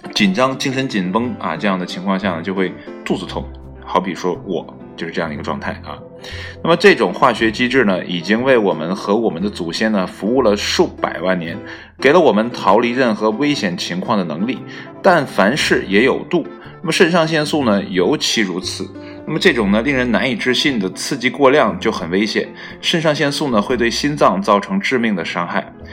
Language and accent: Chinese; China; 作为一个中国人